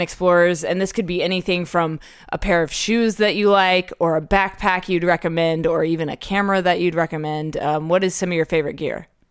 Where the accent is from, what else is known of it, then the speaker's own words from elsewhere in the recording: Dubai, United Arab Emirates; moved away; I grew up in Dubai